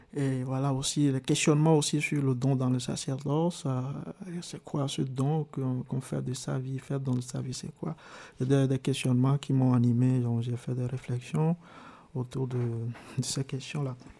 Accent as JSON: {"language": "French", "town": "Arépé", "region": "Plateaux", "country": "Togo", "tie": "born or raised there", "also_born_or_lived": "Tablibo, Togo", "moved": "as an adult", "lives_now": "Switzerland", "said": "Je suis né au Togo, dans le sud du Togo, hmm. dans la préfecture euh, qu'on appelle la préfecture de Yoto, dans la localité, le village qui s'appelle Arepe"}